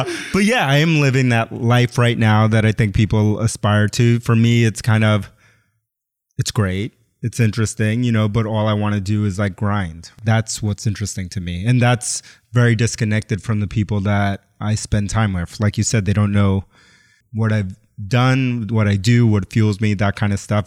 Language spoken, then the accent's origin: English; New York City, New York, United States; I grew up in New York City, but I grew up Puerto Rican, Ecuadorian, was born in the South Bronx. And then my mom moved us to Queens